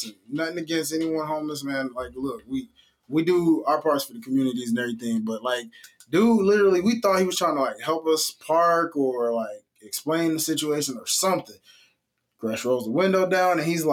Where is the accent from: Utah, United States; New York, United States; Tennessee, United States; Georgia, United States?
Tennessee, United States; Memphis; as a native of the state of Tennessee, I just want to make this very publicly known that I am from Memphis